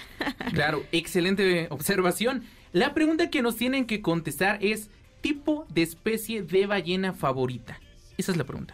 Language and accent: Spanish; Mexico; nosotros como buenos mexicanos